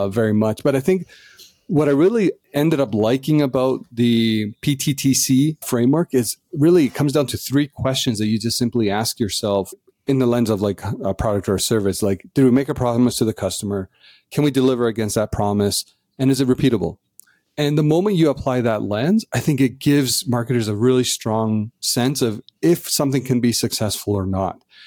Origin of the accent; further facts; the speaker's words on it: Canada; as Canadians